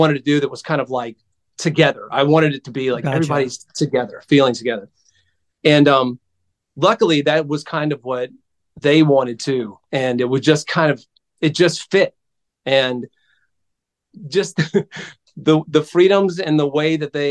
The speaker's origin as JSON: {"language": "English", "region": "South Georgia", "country": "United States", "tie": "born or raised there", "said": "I grew up in South Georgia. In a really, really small town"}